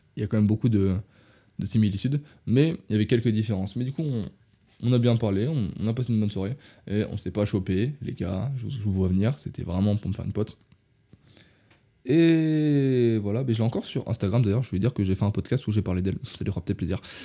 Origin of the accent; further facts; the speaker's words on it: France; je suis français